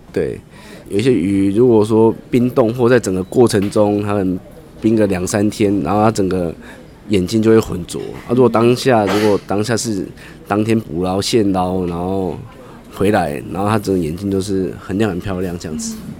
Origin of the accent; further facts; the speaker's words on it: Toucheng, Yilan County, Taiwan; 我是民，民国七十二年出生，所以就已经生长在大溪这个地方